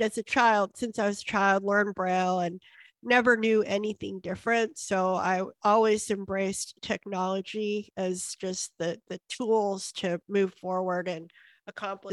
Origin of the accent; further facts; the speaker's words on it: Houston, Texas, United States; I grew up here in Houston